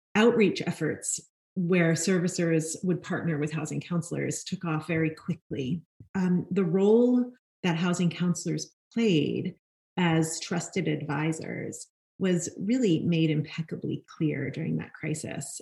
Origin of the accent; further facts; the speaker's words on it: New York City, New York, United States; I grew up in Brooklyn, New York, and I am a fourth generation New Yorker